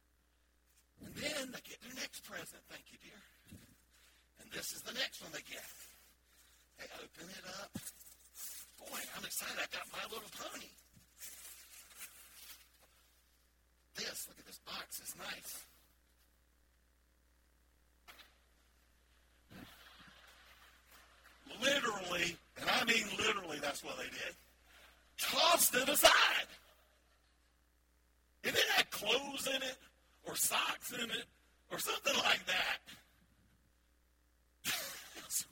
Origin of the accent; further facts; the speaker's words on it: the South, United States; I'm from the South. Can you tell in my voice a little bit? I'm proud to be from the South